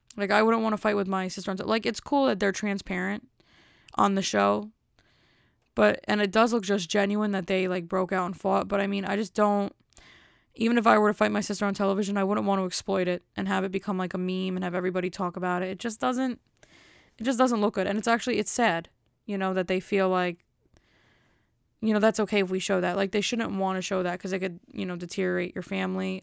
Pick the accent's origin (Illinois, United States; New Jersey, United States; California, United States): New Jersey, United States; Elizabeth; I'm from Elizabeth.